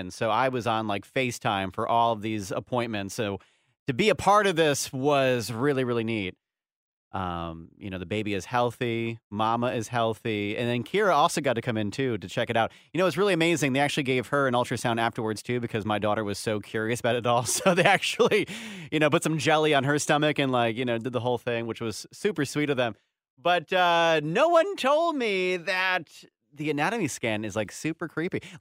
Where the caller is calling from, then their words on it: Boyertown, Pennsylvania, United States; um, Boyertown. Pennsylvania.